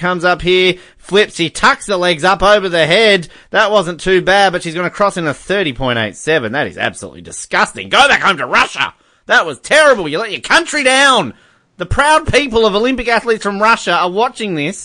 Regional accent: Australia; we're Australian

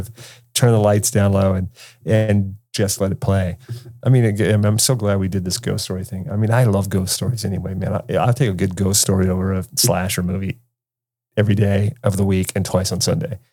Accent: California, United States; I grew up in California, dude, where it was sunshiny all the time

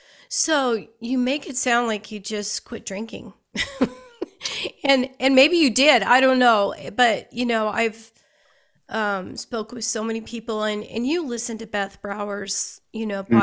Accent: Western Nebraska, United States; I grew up in Western Nebraska, but we were so close to Colorado

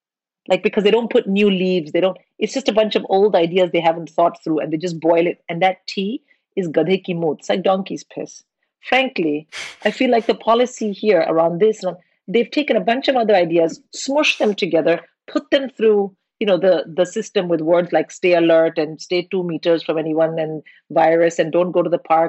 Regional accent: India; moved away

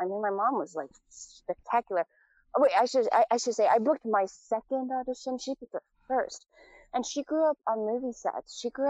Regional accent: United States; born there; it was really obvious because I was born in the States.

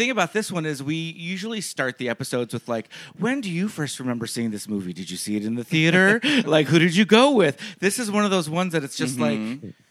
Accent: Southern California, United States; I grew up here in Southern California, so we went with school to Disneyland.

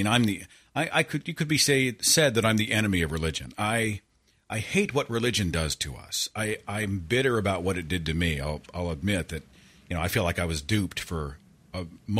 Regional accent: Oklahoma, United States; I'm a product of Protestant Christianity in Oklahoma, which is my home state. And we have about two Catholics here

